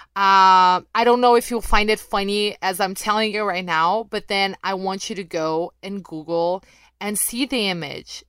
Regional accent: Rio de Janeiro, Brazil; accent: mild; English is a second language; I picked all of that up right, right at the mean streets of Rio de Janeiro, Brazil

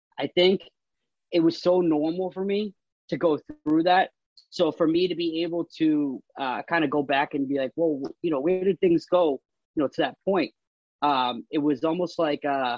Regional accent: Marlborough, Massachusetts, United States; also born or lived in Framingham, Massachusetts; now in Worcester, United States; I was born in Framingham, but I was raised out of Marlboro, Mass.

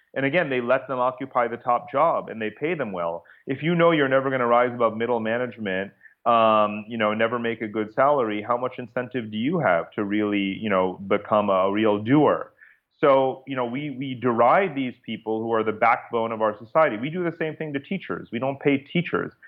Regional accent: Chappaqua, New York, United States; now in Singapore; I'm actually from Chappaqua, New York

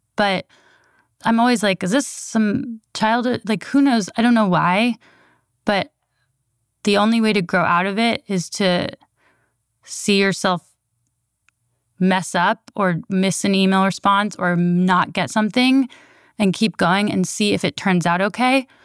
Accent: Berkeley, California, United States; I was born in Berkeley

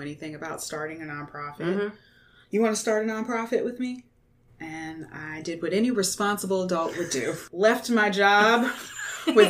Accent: Slidell, Louisiana, United States; moved away as an adult; also born or lived in Hammond, Louisiana / Baton Rouge, Louisiana; I'm from the big city of Slido

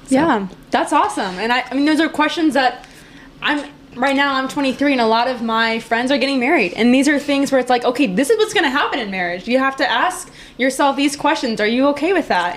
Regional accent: Green Bay, Wisconsin, United States; I'm from Green Bay, so I'm a Cheesehead.

